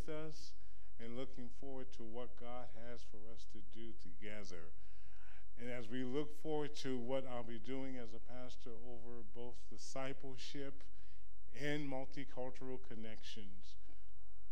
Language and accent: English; New York, United States; moved away as an adult; now in Kansas, United States; I'm a New Yorker